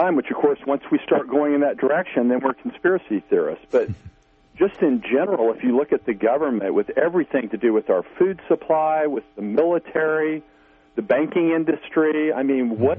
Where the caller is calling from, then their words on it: Missouri, United States; from Missouri.